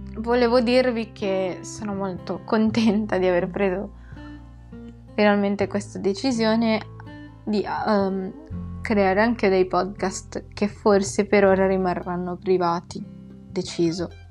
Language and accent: Italian; Philippines; now in Italy; sono nata nelle Filippine